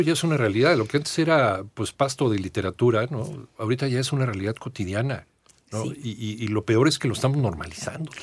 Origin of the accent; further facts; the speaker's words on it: Mexico; cuando era niño que vivíamos en Linda Vista